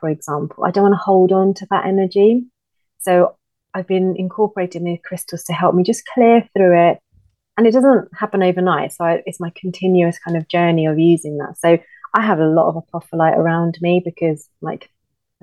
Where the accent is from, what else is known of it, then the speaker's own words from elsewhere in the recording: India; moved away; growing up in India, like with Indian families, like my uncles